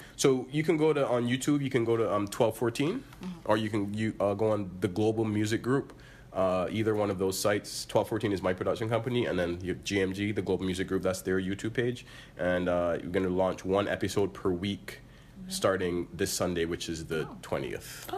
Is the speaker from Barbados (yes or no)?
yes; Barbados; moved away as an adult; I'm from Barbados and we didn't really have that there